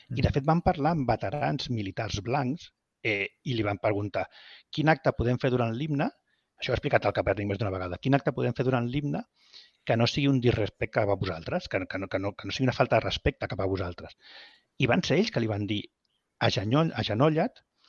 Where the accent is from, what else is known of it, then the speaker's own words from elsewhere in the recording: Vilanova i la Geltrú, Catalonia, Spain; els dos som de Vilanova i la Geltrú